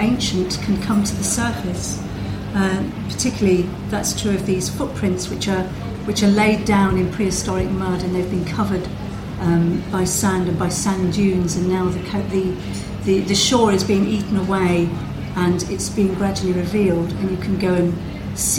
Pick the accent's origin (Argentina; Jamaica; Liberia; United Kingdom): United Kingdom; the Midlands, England; accent: Midlands; moved away; some people will perhaps have recognised from my accent that I come from the Midlands, so I come from a very landlocked place